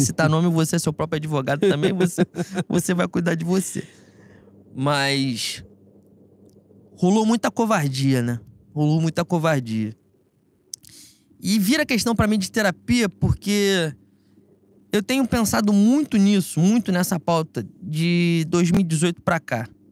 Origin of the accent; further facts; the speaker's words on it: Rio de Janeiro, Brazil; nós somos de Bangu